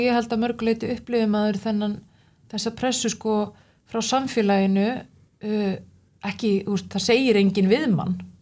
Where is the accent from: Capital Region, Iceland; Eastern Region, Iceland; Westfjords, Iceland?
Westfjords, Iceland; Suðureyri; ég er náttúrulega frá Suðuriri sem er lítill bær